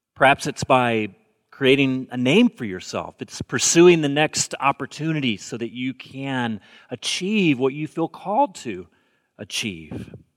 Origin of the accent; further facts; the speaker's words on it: Alabama, United States; moved away as an adult; also born or lived in Bay Area; now in Portland, United States; I grew up in the South, and when people ask me if I'm going home for the holidays. That generally means, am I going home to Alabama?